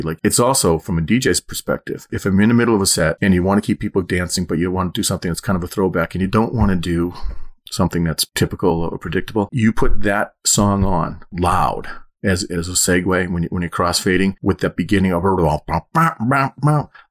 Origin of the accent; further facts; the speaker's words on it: Methuen, Massachusetts, United States; when I grew up in Methuen, Hampton Beach was about forty minutes away.